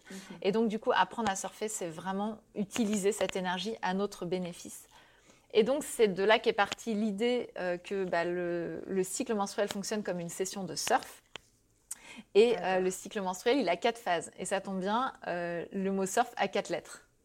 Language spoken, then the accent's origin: French; Brittany, France; Et donc, euh, bah, moi, je suis bretonne et le surf, je kiffe vraiment hein, dans la vraie vie.